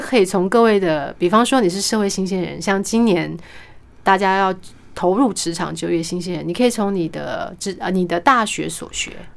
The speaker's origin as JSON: {"language": "Chinese", "town": "Kaohsiung", "country": "Taiwan", "first_language": "Mandarin", "said": "我是高雄人"}